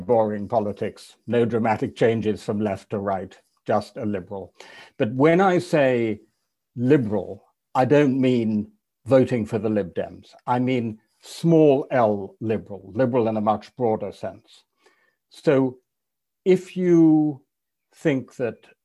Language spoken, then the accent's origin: English; England, United Kingdom; an English European liberal